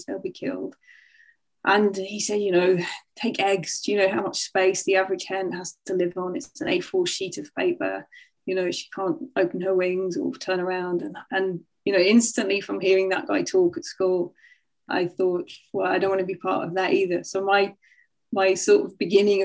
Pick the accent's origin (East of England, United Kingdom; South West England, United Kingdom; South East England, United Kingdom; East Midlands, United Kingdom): East Midlands, United Kingdom; North Nottinghamshire; also born or lived in Sheffield; when I was seven, we moved from Sheffield to the countryside. We moved to North Nottinghamshire, to a little village.